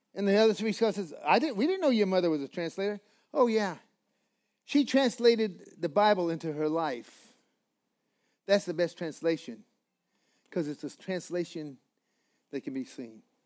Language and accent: English; Colorado, United States; I'm from Colorado